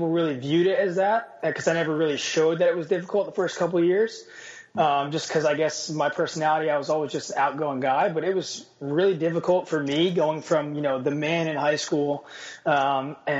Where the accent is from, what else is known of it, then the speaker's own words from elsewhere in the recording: New Jersey, United States; moved away as an adult; now in Istanbul, Turkey; I grew up in New Jersey